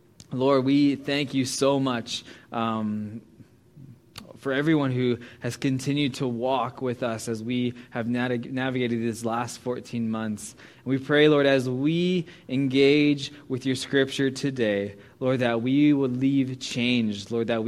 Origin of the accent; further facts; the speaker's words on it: Pittsburgh, Pennsylvania, United States; moved away as an adult; now in Canada; I am American. And you know, my language and my accent sometimes can show that where I'm from, the East Coast and Pittsburgh.